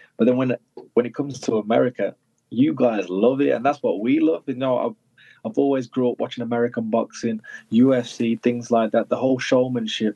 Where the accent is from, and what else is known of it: United Kingdom; born or raised there